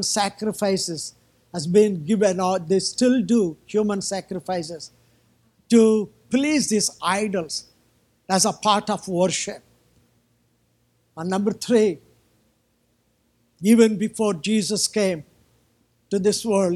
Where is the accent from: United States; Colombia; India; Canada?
India; I'm from, I still live in India